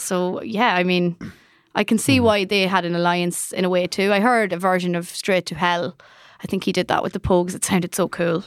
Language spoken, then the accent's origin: English; Ireland; as Irish people